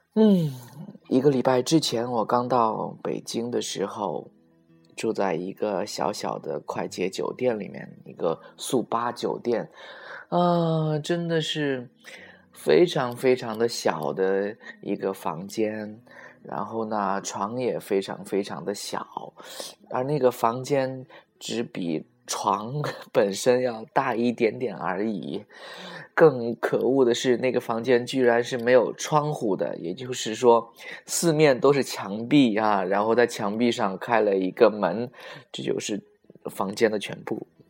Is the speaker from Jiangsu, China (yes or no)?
yes; Nanjing, Jiangsu, China; moved away as an adult; now in Beijing, China; 我的故乡，在南京